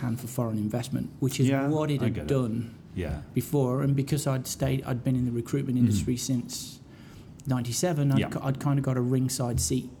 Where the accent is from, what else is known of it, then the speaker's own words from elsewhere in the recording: Hinckley, East Midlands, United Kingdom; now in Calgary, Canada; my hometown of Hinckley.